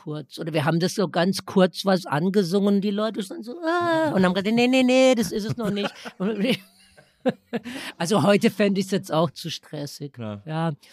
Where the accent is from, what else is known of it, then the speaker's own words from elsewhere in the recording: Baden-Württemberg, Germany; Baden, wo ich herkomme, man nennt das ja das Kalifornien Deutschlands.